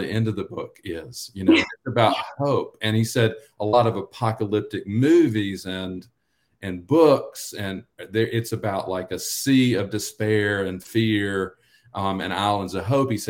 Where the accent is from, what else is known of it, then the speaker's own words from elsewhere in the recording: Union County, North Carolina, United States; I grew up in North Carolina, Union County.